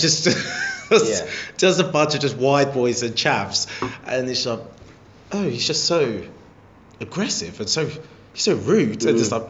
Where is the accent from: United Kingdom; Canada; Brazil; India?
United Kingdom; Harlow, East of England; where I'm from, my hometown, Harlow, is...